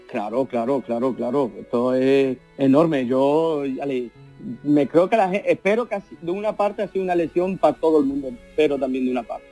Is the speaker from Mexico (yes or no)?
no; Vilvoorde, Flanders, Belgium; he nacido aquí en Bélgica, pero me siento andaluz a 100%